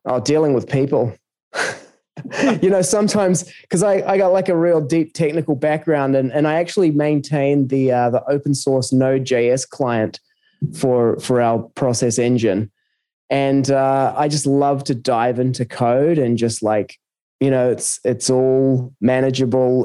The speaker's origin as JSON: {"language": "English", "country": "New Zealand", "also_born_or_lived": "South America / Australia", "moved": "yes", "said": "I'm originally from New Zealand, um, lived in various places around the world, uh, South America for a few years and uh, Australia for nearly a couple of decades"}